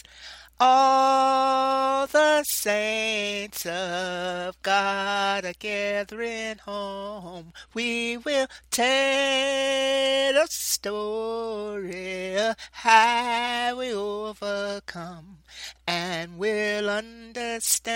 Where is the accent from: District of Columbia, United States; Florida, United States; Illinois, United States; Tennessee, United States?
Tennessee, United States; Knoxville; my days growing up in Knoxville, Tennessee